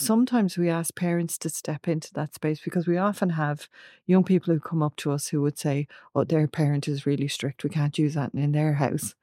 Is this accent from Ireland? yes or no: yes; Ireland; we are in Ireland, we are an Irish culture